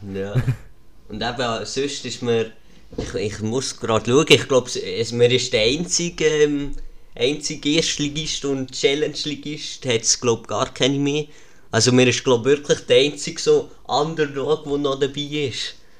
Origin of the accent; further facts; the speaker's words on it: Lucerne, Switzerland; als Luzerner